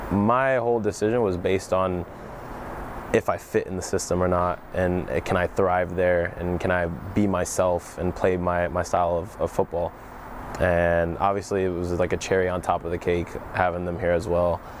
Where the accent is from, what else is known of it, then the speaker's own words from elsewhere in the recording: Germany; I grew up in Germany, so my first thought obviously was to go back to Germany.